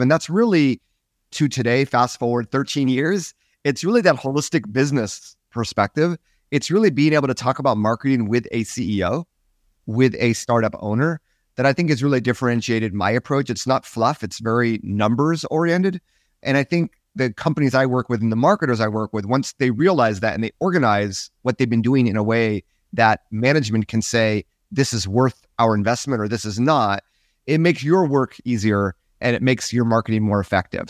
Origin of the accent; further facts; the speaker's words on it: United States; I'm American, so I sort of stuck out there